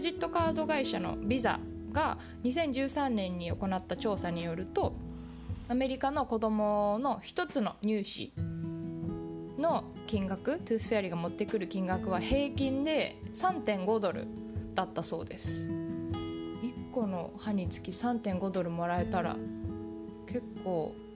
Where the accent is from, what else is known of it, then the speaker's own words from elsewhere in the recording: Japan; now in United States; 日本で育った